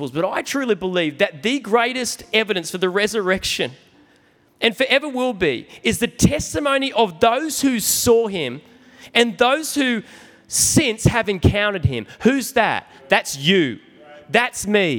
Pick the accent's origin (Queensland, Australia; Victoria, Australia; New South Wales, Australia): New South Wales, Australia; I'm from New South Wales